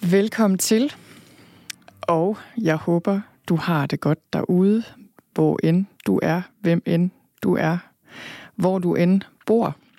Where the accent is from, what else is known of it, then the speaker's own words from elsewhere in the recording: Thy, North Denmark Region, Denmark; also born or lived in Copenhagen / London; now in Skørping, Denmark; jeg er født og opvokset i Thy